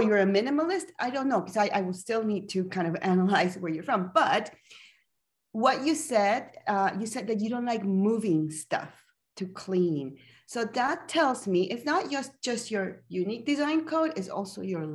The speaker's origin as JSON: {"language": "English", "country": "Panama", "moved": "yes", "lives_now": "Calgary, Canada", "said": "I am originally from Panama"}